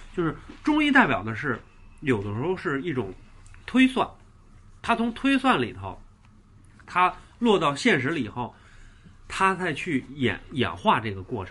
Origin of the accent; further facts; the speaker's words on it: Beijing, China; 咱们北京人